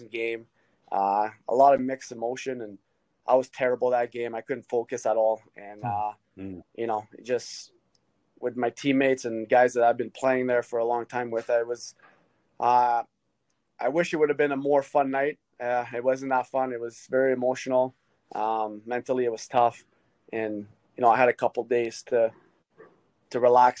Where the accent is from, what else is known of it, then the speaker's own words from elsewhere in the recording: Hearst, Ontario, Canada; moved away; also born or lived in Philadelphia / Florida / Ottawa; I grew up in Hearst and there's a lot of snow there